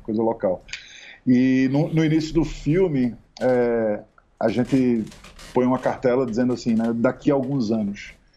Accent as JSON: {"language": "Portuguese", "region": "Pernambuco", "country": "Brazil", "said": "a gente é pernambucano, tanto eu quanto Kleber."}